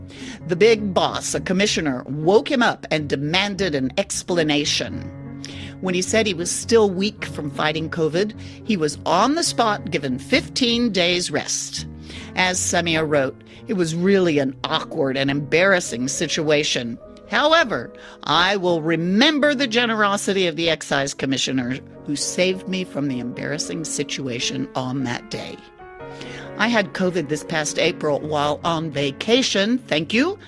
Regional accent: Austin, Texas, United States; my hometown, Austin, Texas

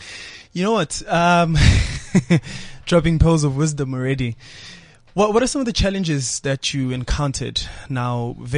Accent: South Africa; growing up in South Africa

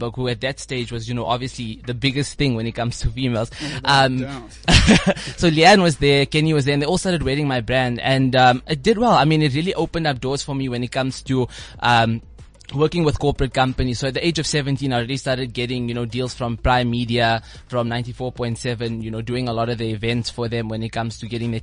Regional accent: Klerksdorp, North West, South Africa; now in Sandton, South Africa; I came from a small town, a small farm town. It's called Klerksdorp in the Northwest Province.

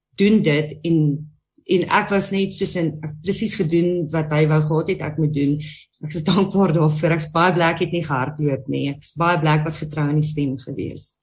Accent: Musina, Limpopo, South Africa; ek kom van Messina af, 'n baie klein dorpie

